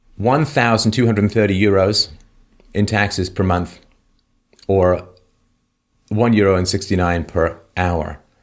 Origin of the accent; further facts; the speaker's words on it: England, United Kingdom; when I grew up in England, um, we British